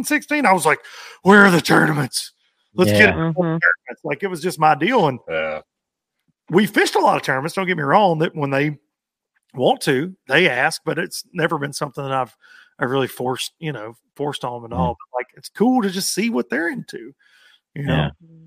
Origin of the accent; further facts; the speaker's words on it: the South, United States; growing up in the South